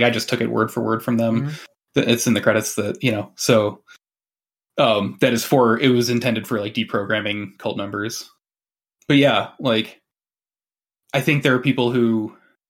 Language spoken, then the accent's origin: English; Michigan, United States; I grew up where, you know, University of Michigan, good. Michigan State, bad